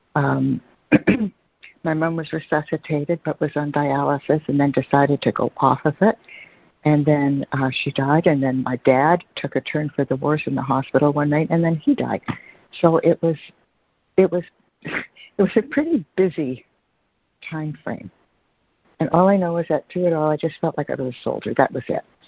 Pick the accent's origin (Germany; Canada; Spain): Canada; Toronto, Ontario; I grew up in Toronto